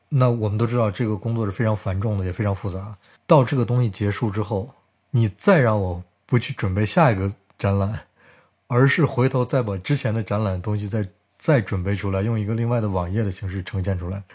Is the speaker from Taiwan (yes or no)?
no; Harbin, Heilongjiang, China; now in Germany; 你说我对家乡不热爱，我是热爱的呀。就是我，我，我从小到大觉得哈尔滨是个特别特殊的城市